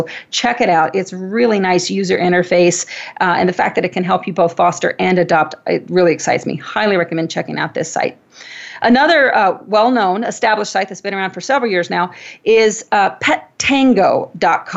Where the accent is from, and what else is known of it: Wenatchee, Washington, United States; born or raised there